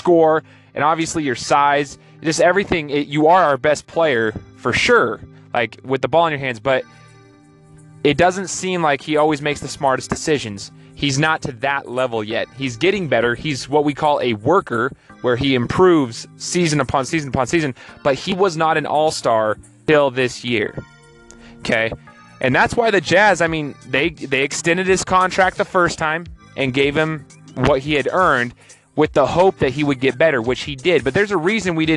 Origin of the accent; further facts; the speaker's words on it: Idaho, United States; growing up in Idaho